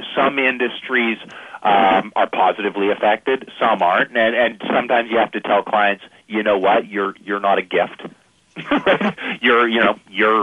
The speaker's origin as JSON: {"language": "English", "country": "Canada", "said": "I'm Canadian"}